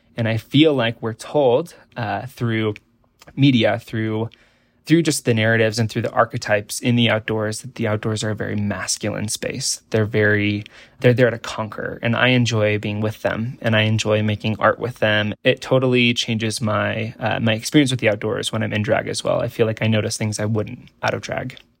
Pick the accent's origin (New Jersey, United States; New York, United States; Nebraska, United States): Nebraska, United States; I grew up in Nebraska in an incredibly, uh, beautiful environment